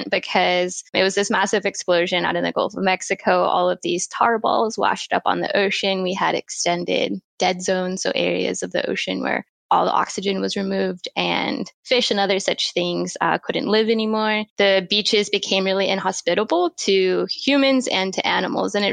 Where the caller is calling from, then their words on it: Wellington, New Zealand; Wellington, New Zealand.